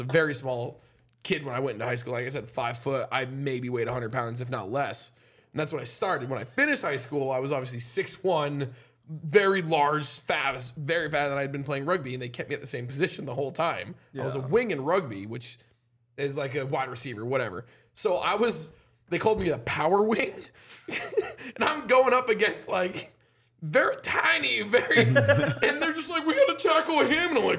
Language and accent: English; Vermont, United States; I'm from Vermont